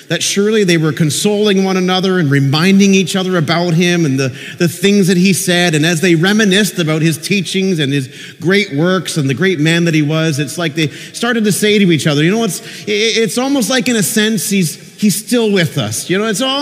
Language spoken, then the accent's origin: English; Peterborough, Ontario, Canada; now in Niagara, Canada; I visited my father's grave in Peterborough, and he died a few years ago, and sometimes when I'm back in my hometown, I go to his grave